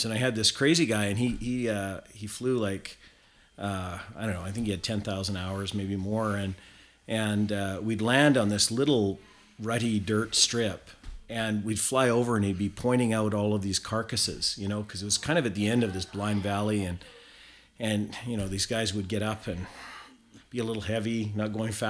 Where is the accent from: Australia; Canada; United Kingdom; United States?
Canada; South Okanagan, British Columbia; moved away as an adult; also born or lived in Prince George / Fort St. John; I grew up in the South Okanagan of British Columbia